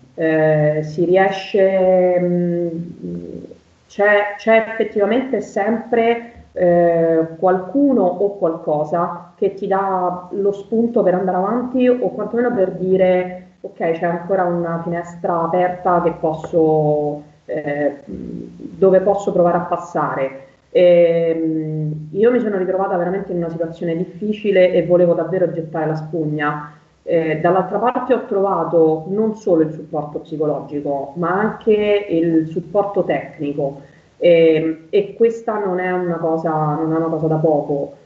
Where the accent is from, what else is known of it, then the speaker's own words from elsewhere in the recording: Rome, Lazio, Italy; sono di Roma